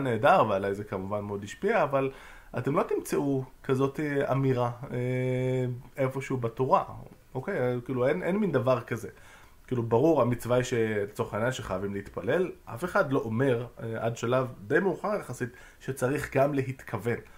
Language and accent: Hebrew; Jerusalem, Jerusalem District, Israel; הבית כנסת שגדלתי בו ליד אה, מחנה יהודה